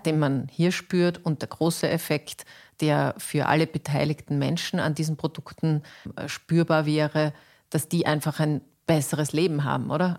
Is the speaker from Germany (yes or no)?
no; Austria; bei uns in Österreich